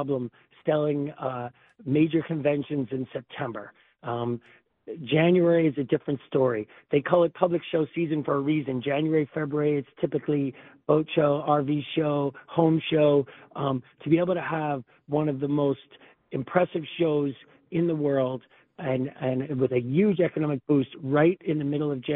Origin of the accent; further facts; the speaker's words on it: Detroit, Michigan, United States; I'm from Detroit